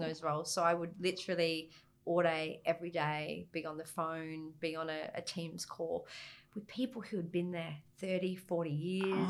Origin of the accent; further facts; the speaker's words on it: Gold Coast, Queensland, Australia; moved away; I grew up on the Gold Coast